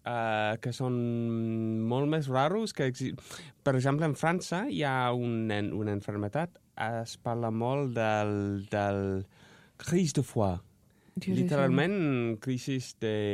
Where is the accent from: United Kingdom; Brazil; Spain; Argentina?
United Kingdom; England; Catalan is a second language; em recordo quan jo era petit en Anglaterra sempre es deia que, que, que has de que, que és peligrós el lime.